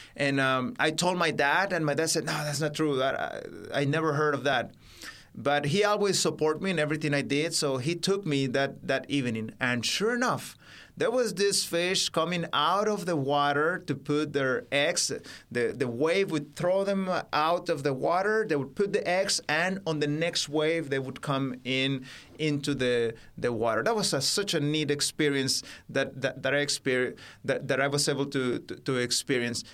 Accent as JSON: {"language": "English", "region": "Baja California", "country": "Mexico", "tie": "born or raised there", "also_born_or_lived": "Mexico City", "second_language": "English", "said": "it's a state bordering with what you call today California in America, uh, just across the border from there. That's where I grew up"}